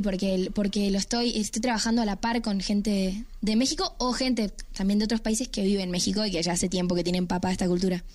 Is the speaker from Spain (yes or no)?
no; Uruguay; yo soy una cantante uruguaya